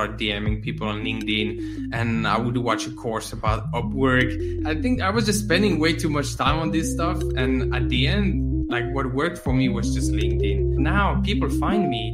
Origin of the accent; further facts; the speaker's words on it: France; now in Finland; I live in Finland, but I'm from France